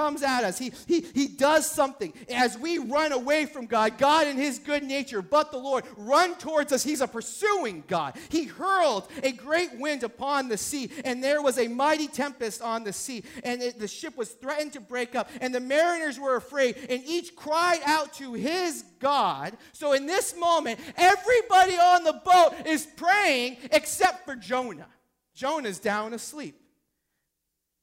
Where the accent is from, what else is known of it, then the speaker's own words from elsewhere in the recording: New Hampshire, United States; I'm from New Hampshire.